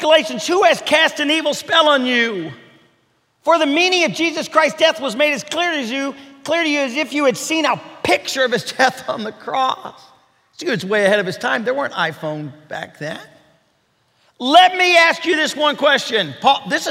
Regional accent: Kentucky, United States; I'm from Kentucky

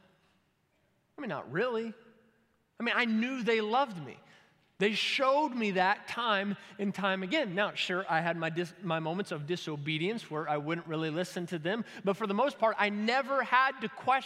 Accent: Kentucky, United States; I'm from Kentucky

